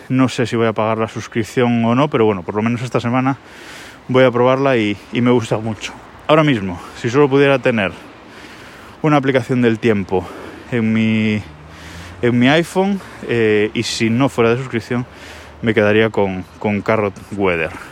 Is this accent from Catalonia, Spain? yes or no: no; Galicia, Spain; soy gallego y vivo en Galicia